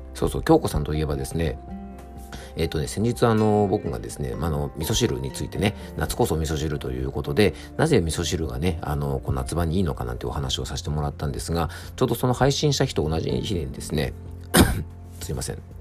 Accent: Yamanashi, Japan; 僕の地元のね、ラジオ局 YBS ラジオという放送局

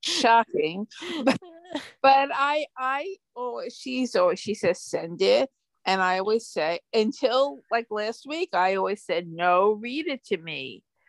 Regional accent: New York City, New York, United States; accent: Brooklyn; my Brooklyn accent

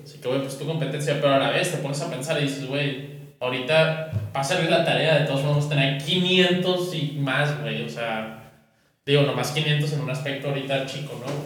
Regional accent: northern Mexico, Mexico; somos tres norteños

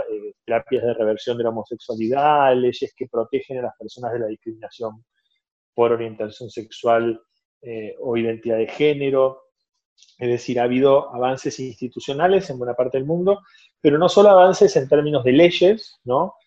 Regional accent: Argentina; moved away as an adult; also born or lived in Brazil; now in Barcelona, Spain; soy argentino, tengo también nacionalidad brasileña porque viví 10 años en Brasil y actualmente vivo en Barcelona

